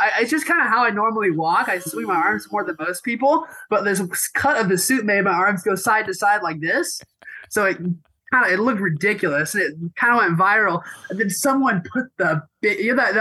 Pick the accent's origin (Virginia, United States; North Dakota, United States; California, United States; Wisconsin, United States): California, United States; Los Angeles; also born or lived in Burbank, California / Glendale, California; I was born in Burbank, but I've been in Glendale for the past 12, 15 years